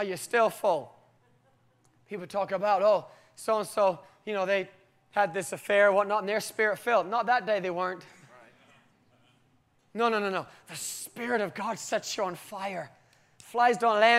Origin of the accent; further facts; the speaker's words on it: United Kingdom; I'm typically British